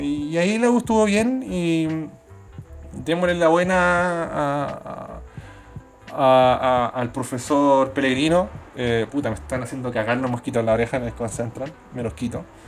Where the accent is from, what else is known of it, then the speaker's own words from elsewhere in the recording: Chile; accent: Chilean; now in Sydney, Australia; mi acento chileno